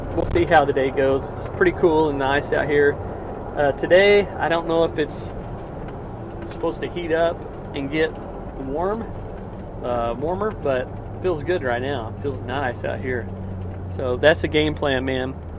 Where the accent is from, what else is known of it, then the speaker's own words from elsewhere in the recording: Missouri, United States; it's about 30 minutes from my hometown